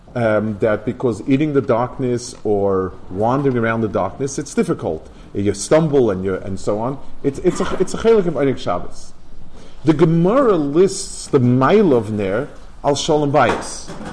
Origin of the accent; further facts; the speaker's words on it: New York City, New York, United States; also born or lived in Lakewood, New Jersey; I grew up in Lower East Side